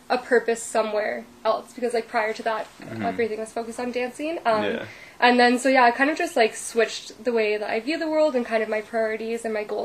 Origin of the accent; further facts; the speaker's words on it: Sudbury, Ontario, Canada; moved away; we're both from Sudbury.